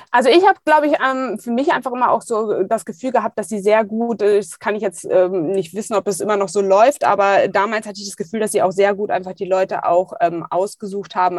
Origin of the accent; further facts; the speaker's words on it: Düsseldorf, North Rhine-Westphalia, Germany; Ich komme gebürtig aus Düsseldorf, habe äh, direkt neben der Museumsinsel gewohnt